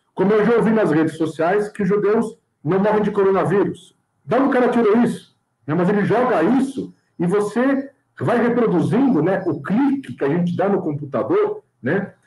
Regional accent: São Paulo, Brazil; nós estamos aqui como paulistas brasileiros

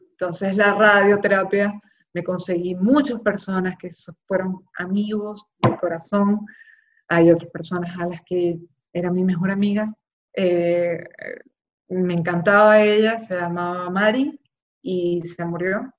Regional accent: Maracaibo, Zulia, Venezuela; moved away as an adult; also born or lived in Caracas; now in Miami, United States; yo soy allá de Maracaibo, volví a Maracaibo

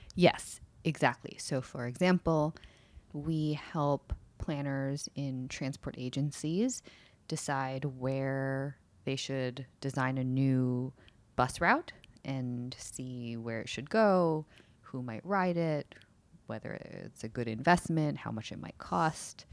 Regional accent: United States; moved away as an adult; also born or lived in San Francisco; now in Seattle, United States; I really grew up in uh, New Jersey and New York

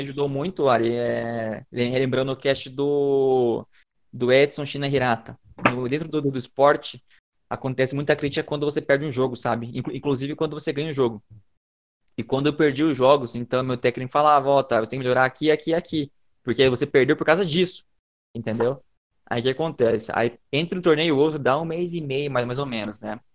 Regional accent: Brazil; nós brasileiros

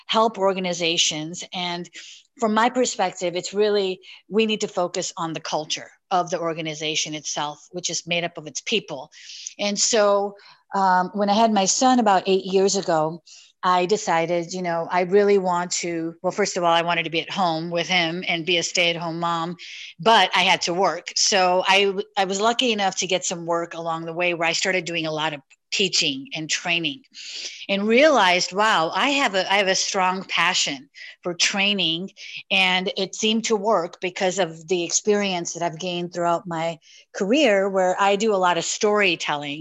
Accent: Elmwood Park, Illinois, United States; I grew up in a small suburb of Chicago called Elmwood Park

